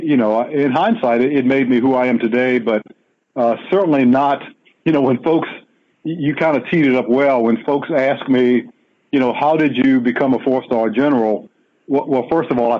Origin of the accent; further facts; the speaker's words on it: Washington, District of Columbia, United States; I was born and raised in Washington, D.C. in Southeast on a street.